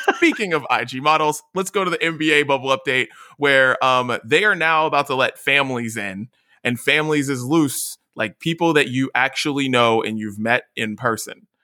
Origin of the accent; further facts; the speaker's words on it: West Virginia, United States; now in California, United States; me being from West Virginia